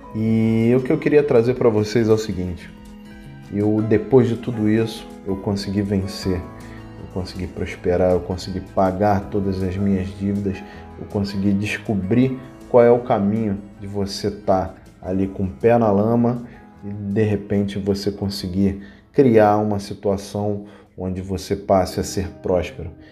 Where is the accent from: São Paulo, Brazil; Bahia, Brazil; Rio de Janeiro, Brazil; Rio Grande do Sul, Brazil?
Rio de Janeiro, Brazil; also born or lived in Curitiba; eu que sou natural do Rio de Janeiro